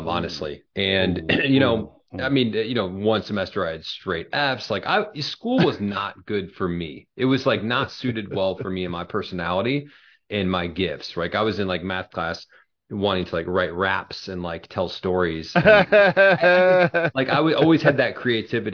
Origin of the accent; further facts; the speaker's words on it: Springfield, Illinois, United States; also born or lived in Joliet, Illinois; now in Chicago suburbs, United States; I was born in Joliet, which is a southern suburb of Chicago. My dad was in the state police his whole career. So around 4 or 5, we moved down to Springfield, which is the capital of Illinois. Most people think it's Chicago, but it's not. Yeah. And I really grew up down in Springfield.